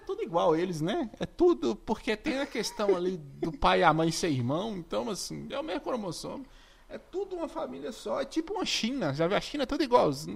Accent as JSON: {"language": "Portuguese", "town": "Monte Azul", "region": "Minas Gerais", "country": "Brazil", "said": "Monte Azul é a cidade que eu sou, norte de Minas"}